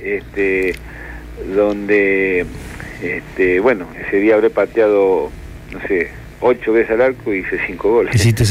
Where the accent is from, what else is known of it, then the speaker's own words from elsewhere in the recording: Santa Fe, Argentina; moved away; Yo soy de Santa Fe, nacido en Santa Fe, en un barrio que se llama Guadalupe